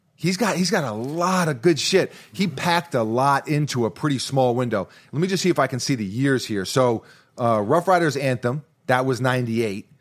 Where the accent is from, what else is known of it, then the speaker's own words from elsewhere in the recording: New York City, New York, United States; growing up in New York City